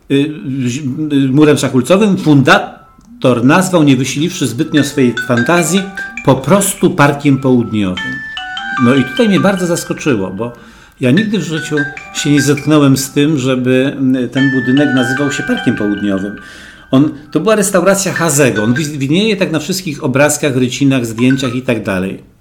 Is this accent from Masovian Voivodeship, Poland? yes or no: no; Wrocław, Lower Silesian Voivodeship, Poland; Jako wrocławianin...